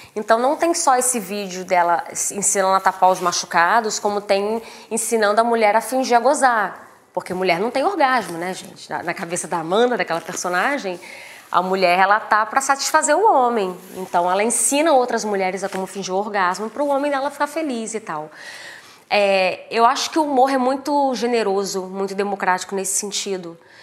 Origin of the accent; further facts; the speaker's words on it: Três Rios, Rio de Janeiro, Brazil; eu sou de Três Rios, né? Tive uma infância, uma adolescência bem humilde, assim.